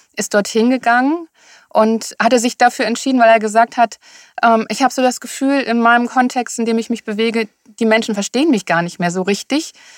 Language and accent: German; Rhineland, Germany; moved away as an adult; also born or lived in Sylt; now in Hamburg, Germany; ich bin eine Rheinländerin